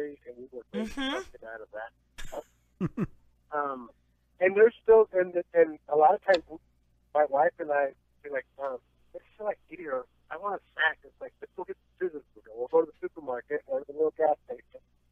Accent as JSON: {"language": "English", "town": "Phoenix", "region": "Arizona", "country": "United States", "tie": "born or raised there", "said": "I grew up in the Phoenix area"}